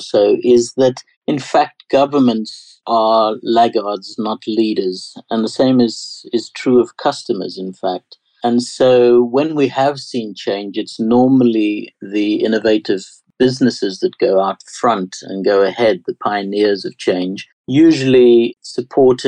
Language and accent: English; South Africa; accent: South African; My strange accent is South African, and I saw that change to democracy